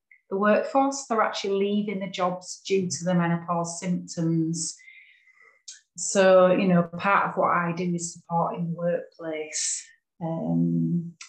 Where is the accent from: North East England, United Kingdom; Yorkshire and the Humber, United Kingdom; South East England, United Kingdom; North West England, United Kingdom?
Yorkshire and the Humber, United Kingdom; I'm from West Yorkshire